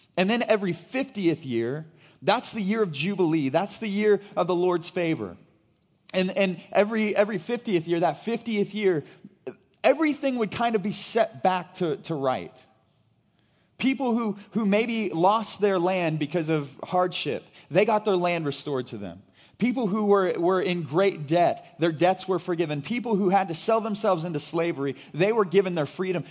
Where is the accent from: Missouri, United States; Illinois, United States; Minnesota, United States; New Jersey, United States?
Missouri, United States; Brashear; I grew up in Brashear, Missouri